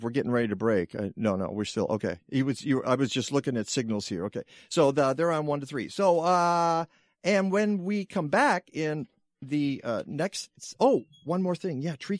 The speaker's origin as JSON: {"language": "English", "town": "Detroit", "region": "Michigan", "country": "United States", "said": "I'm from Detroit"}